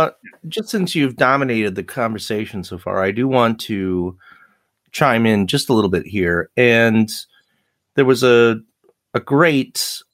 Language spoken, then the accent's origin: English; Buffalo, New York, United States; also born or lived in California; I was born in California, but I grew up in Buffalo.